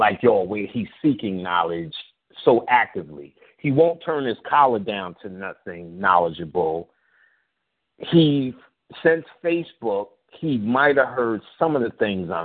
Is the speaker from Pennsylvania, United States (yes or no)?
no; New York City, New York, United States; I was from Queensbridge